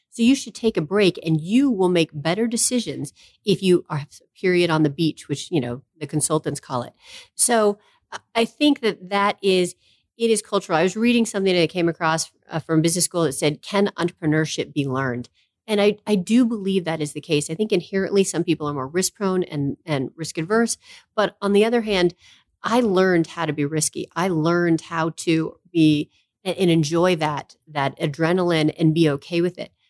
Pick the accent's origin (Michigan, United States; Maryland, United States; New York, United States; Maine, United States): Maine, United States; moved away; I am from Maine, proud Mainer, love Maine